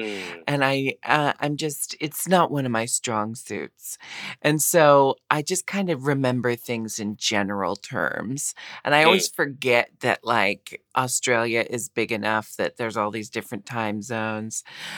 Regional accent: Pacific Northwest, United States; I have always been very proud to be from the Pacific Northwest, and I love it there.

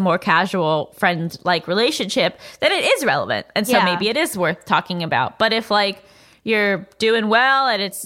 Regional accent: New York, United States; I grew up in New York.

